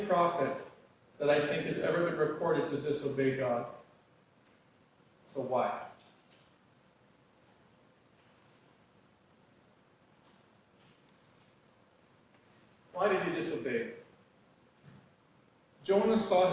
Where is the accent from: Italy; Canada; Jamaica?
Canada; Northwest Territories; moved away; Growing up in the Northwest Territories